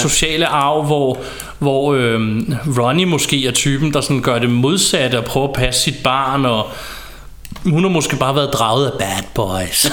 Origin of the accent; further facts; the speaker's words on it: Ballerup, Capital Region of Denmark, Denmark; hvor jeg voksede op i et på daværende tidspunkt ikke så pænt nabolag i Ballerup